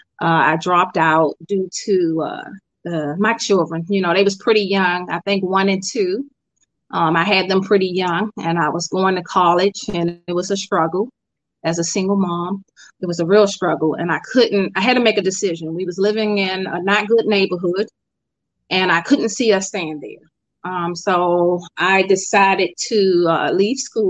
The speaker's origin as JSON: {"language": "English", "town": "Washington", "region": "District of Columbia", "country": "United States", "moved": "as an adult", "lives_now": "Bowie, United States", "said": "I'm originally from Washington, D.C. I haven't lived there in about 10 years. So I'm in Maryland now"}